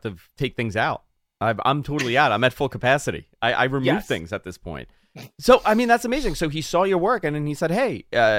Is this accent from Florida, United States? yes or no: no; Bayside, New York, United States; this is a guy from Bayside. I'm from Bayside, New York.